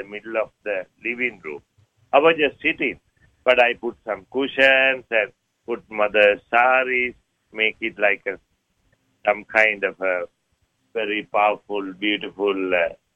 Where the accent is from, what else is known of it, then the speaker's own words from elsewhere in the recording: Sri Lanka; moved away; I was born in Sri Lanka.